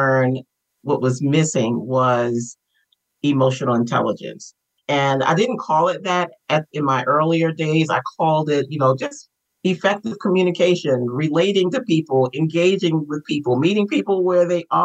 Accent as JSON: {"language": "English", "town": "Baltimore", "region": "Maryland", "country": "United States", "tie": "born or raised there", "said": "I am born and raised in Baltimore, Maryland"}